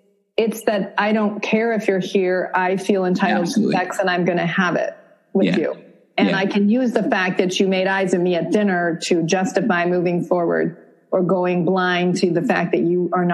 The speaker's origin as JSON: {"language": "English", "region": "Vermont", "country": "United States", "tie": "born or raised there", "said": "I grew up in Vermont."}